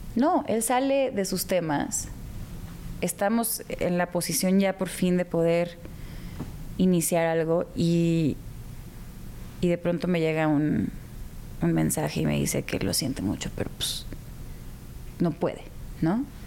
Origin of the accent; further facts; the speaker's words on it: Guadalajara, Jalisco, Mexico; also born or lived in Houston, United States / Hermosillo, Mexico; yo me crié realmente. Estuve tres años en Hermosillo y luego el resto de mi infancia y adolescencia en Guadalajara